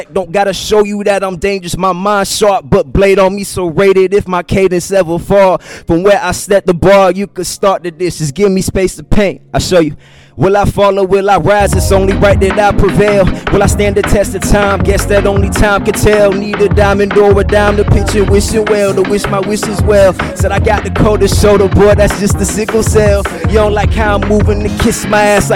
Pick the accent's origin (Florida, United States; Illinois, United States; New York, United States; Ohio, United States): Florida, United States; St. Petersburg; I'm from St. Petersburg, Florida, right across the bridge.